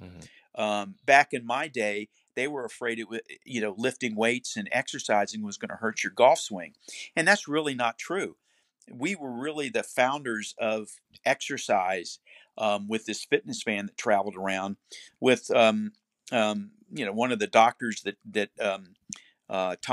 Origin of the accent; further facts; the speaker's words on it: Cocoa Beach, Florida, United States; also born or lived in Duluth, Minnesota; No, I was born in Duluth, Minnesota. Okay. It was about as cold country as you get, but I was raised in Cocoa Beach, Florida, and I went to high school there